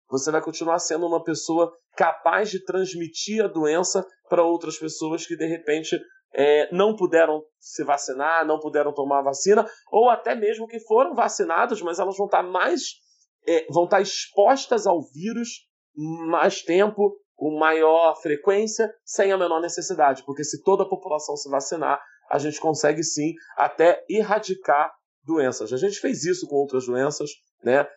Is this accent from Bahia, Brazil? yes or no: no; Rio de Janeiro, Brazil; nós somos do Rio de Janeiro